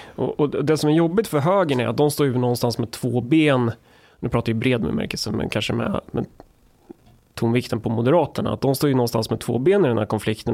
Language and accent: Swedish; Närke, Sweden; jag är från Närke